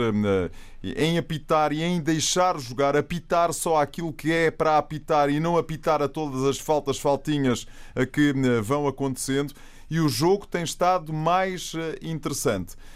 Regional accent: Setúbal, Portugal; eu sou de Setúbal

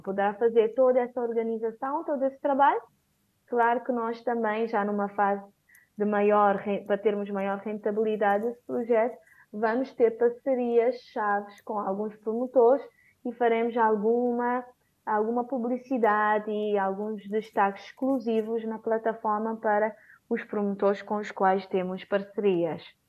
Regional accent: São Vicente, Cape Verde; also born or lived in Praia, Cape Verde; a partir de São Vicente, de onde eu sou

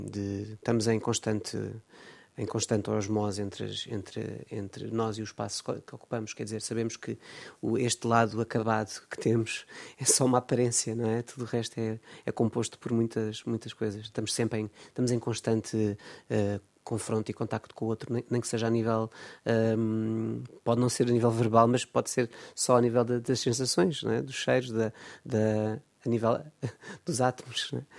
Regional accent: Almada, Setúbal, Portugal; born there; eu nasci em Almada, num, num, num meio onde sempre fui exposto a muitas, muitas, muitas uh, uh, diferenças e, e contrastes

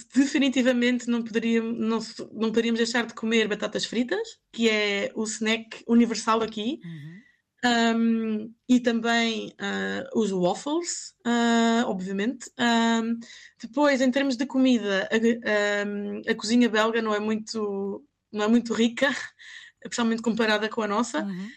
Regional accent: Mafra, Lisbon, Portugal; moved away as an adult; now in Ghent, Belgium; de minha casa, em Mafra, a casa dos meus pais

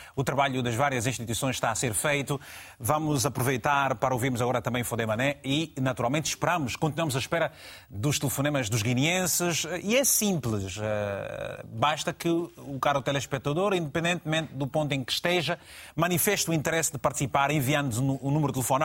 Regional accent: Angola; na minha terra, em, em, Angola

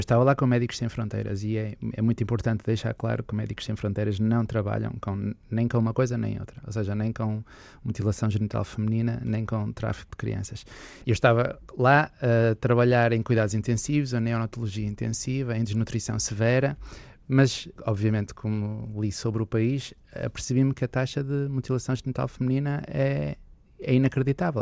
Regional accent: Porto, Norte, Portugal; eu também sou aqui do Porto

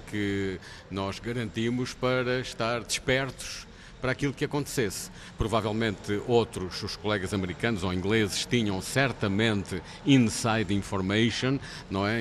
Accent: Portugal; somos portugueses

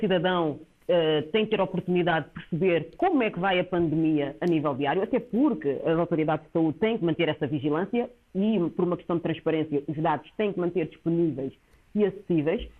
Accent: Cape Verde; o meu país de origem, Cabo Verde

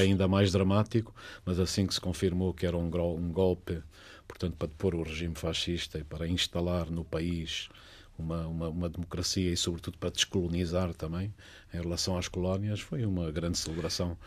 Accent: Catabola, Bié, Angola; moved away; also born or lived in Paris, France; eu nasci no Planalto Central angolano

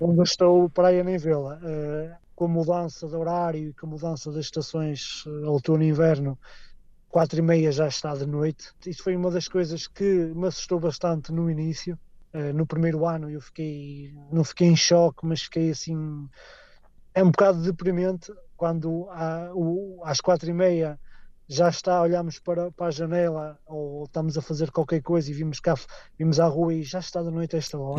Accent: Portugal; moved away as an adult; now in Scotland, United Kingdom; eu não sou escocês, sou português

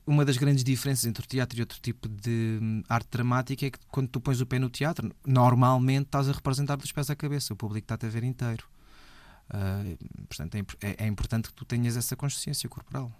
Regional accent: Alfragide, Lisbon, Portugal; eu sou de Alfragide, os meus amigos de Alfragide fomos jogar à bola a um clube

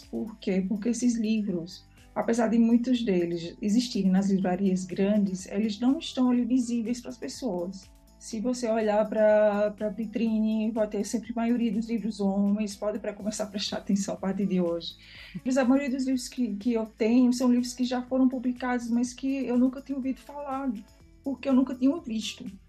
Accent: Brazil; now in Lisbon, Portugal; nasci no Brasil

